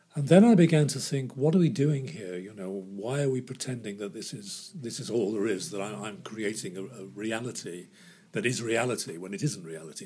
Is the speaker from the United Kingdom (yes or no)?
yes; Liverpool, North West England, United Kingdom; moved away; Liverpool, which was my hometown